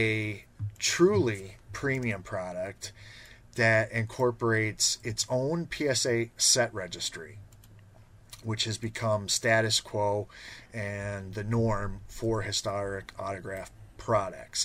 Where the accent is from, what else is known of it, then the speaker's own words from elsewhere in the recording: Chicago, Illinois, United States; Growing up in Chicago